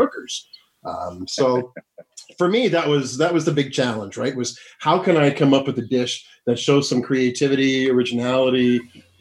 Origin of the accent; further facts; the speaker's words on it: Ottawa, Ontario, Canada; I'm from Ottawa.